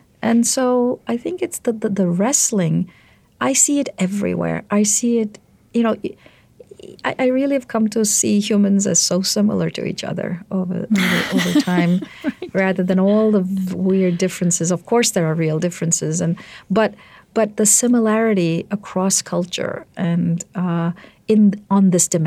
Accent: India; moved away as an adult; now in United States; I grew up in India. I came here when I was 24

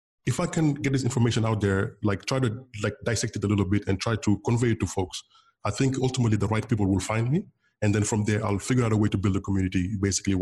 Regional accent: Senegal; first language Wolof; English is a second language; moved away as an adult; also born or lived in San Francisco, United States; in Senegal, my native language is Wolof. My mom's tongue is Wolof, W-O-L-O-F. To go to school here, I had to learn French

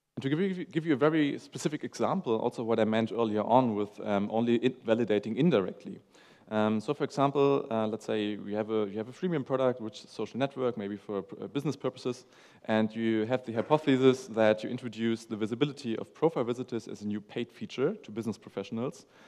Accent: Hamburg, Germany; I'm from Hamburg, Germany.

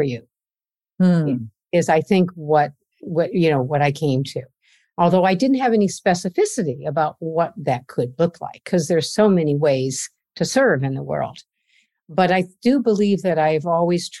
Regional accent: Iowa, United States; now in Boston, United States; But my growing up years was in Iowa, in the middle of the country

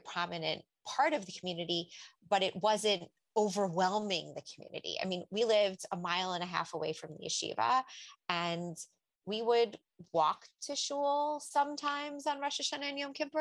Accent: Lakewood, New Jersey, United States; I grew up in Lakewood, actually, and the Lakewood that doesn't exist anymore

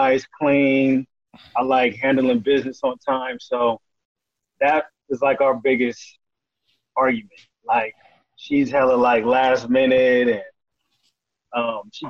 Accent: San Francisco, California, United States; I'm born and raised

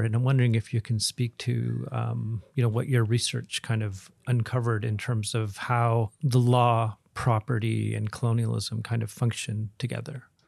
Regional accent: Williams Lake, British Columbia, Canada; I grew up in Williams Lake in the, in the, in the region

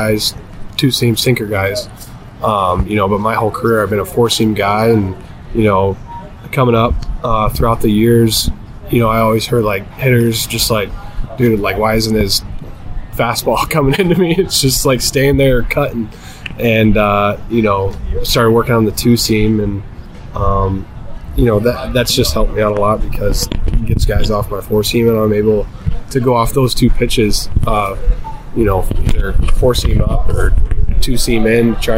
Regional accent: Michigan, United States; I'm from Michigan

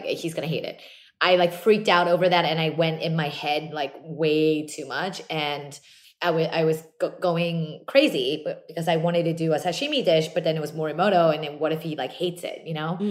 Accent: New Jersey, United States; Very, very small Korean community growing up in South Jersey

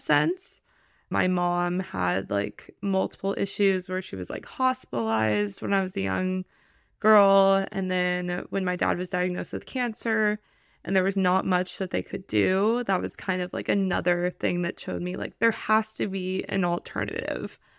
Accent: Los Angeles, California, United States; I am from Los Angeles, California, born and raised

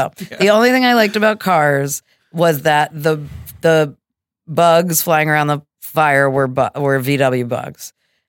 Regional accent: France; I also growing up in France, was very drawn.

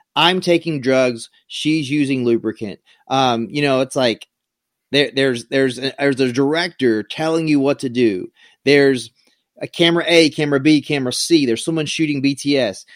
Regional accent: South Carolina, United States; moved away; I grew up in a really small town in South Carolina

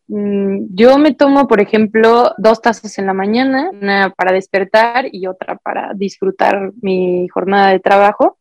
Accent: Tapachula, Chiapas, Mexico; yo soy de Chiapas, de Tapachulas, frontera con Guatemala

